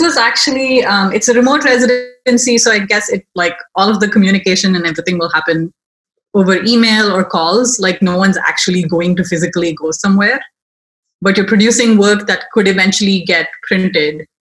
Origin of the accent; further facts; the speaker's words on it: Chennai, Tamil Nadu, India; moved away as an adult; also born or lived in Baltimore, United States; now in United States; I am originally from India, um, the city of Chennai, which is in South India.